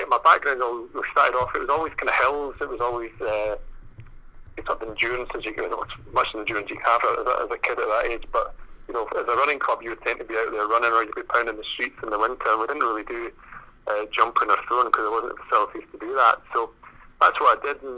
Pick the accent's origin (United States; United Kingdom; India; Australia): United Kingdom; Dunbar, Scotland; We're from Dunbar